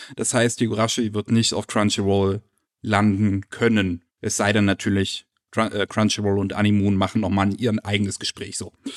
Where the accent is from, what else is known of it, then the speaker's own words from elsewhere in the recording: Germany; als äh, Deutsche